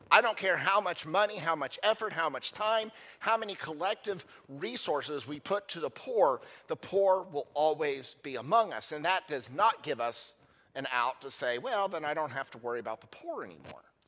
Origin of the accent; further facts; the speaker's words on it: United States; as American Christians